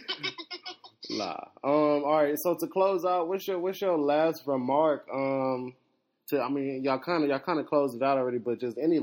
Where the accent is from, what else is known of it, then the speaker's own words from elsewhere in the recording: Nigeria; in my culture, like, as a Nigerian